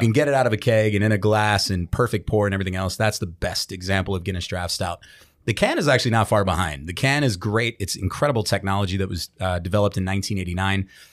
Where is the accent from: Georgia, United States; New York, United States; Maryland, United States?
Maryland, United States; Baltimore; in Baltimore, my hometown